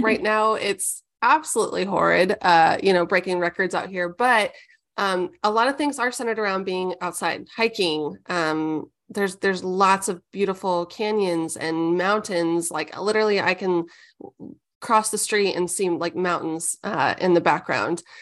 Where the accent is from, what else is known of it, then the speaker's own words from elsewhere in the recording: Omaha, Nebraska, United States; I was raised in Omaha, Nebraska